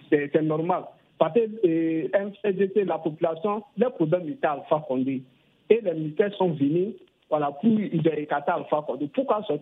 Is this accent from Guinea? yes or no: yes; Guinea; moved away; j'aspire à la démocratie dans mon pays d'origine qui est la Guinée